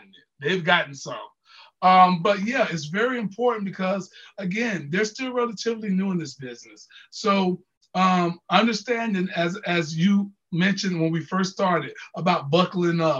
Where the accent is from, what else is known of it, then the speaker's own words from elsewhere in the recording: Jacksonville, Florida, United States; I'm from Jacksonville.